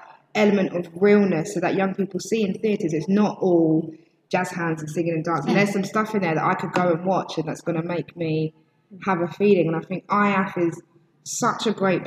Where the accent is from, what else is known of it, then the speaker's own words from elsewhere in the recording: Epsom, South East England, United Kingdom; from Epsom